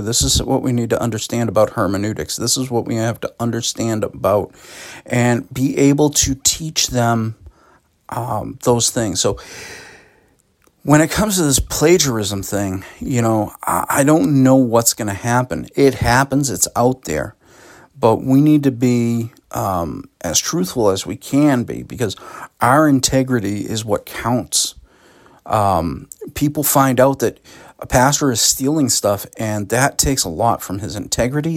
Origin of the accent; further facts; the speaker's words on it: Boston, Massachusetts, United States; also born or lived in West Roxbury; now in Sutton, United States; I grew up, you know, in, in, in the Boston metro region. I was born in Boston